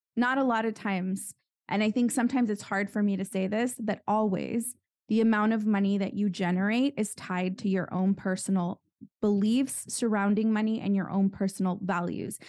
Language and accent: English; San Juan Capistrano, California, United States; I'm from California and I grew up in a town called San Juan Capistrano